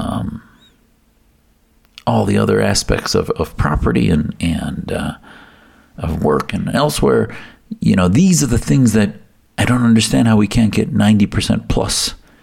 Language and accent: English; United States; as American Muslims